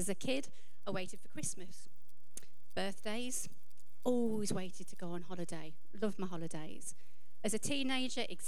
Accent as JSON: {"language": "English", "country": "United Kingdom", "said": "as British people"}